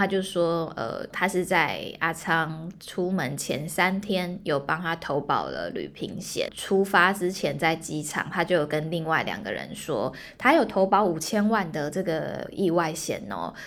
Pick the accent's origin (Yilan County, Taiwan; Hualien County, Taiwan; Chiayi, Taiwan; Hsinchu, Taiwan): Hualien County, Taiwan; Hualien; moved away as an adult; also born or lived in Taipei; 我是花莲人